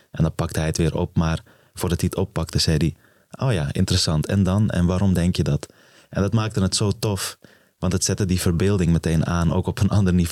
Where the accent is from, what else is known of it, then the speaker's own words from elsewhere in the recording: Afghanistan; born there; geboren in Afghanistan in een gezin van. Eh, eh, ik was de derde van eh, drie zoons, de jongste toen nog. Ehm, op een gegeven moment gevlucht voor de oorlog.